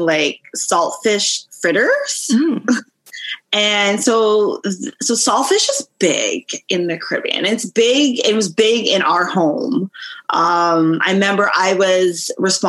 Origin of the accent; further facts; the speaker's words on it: Mississauga, Ontario, Canada; also born or lived in Toronto / Etobicoke; I grew up most of my child, like the rest of my childhood in Mississauga proper. Yeah. I'm a Saga girl